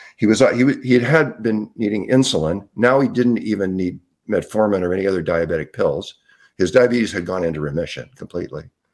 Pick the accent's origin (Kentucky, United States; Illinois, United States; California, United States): California, United States; Southern; moved away as an adult; also born or lived in Salt Spring Island, British Columbia, Canada; I grew up in Southern California